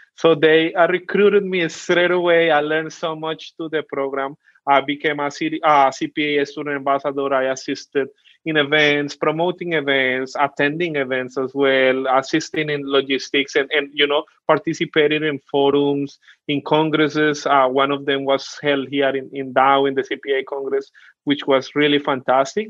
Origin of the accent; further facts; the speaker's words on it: Colombia; accent: Colombian; first language Spanish; English is a second language; now in Australia; I'm Colombian all the way from South America. So I speak Spanish. Really proud of my accent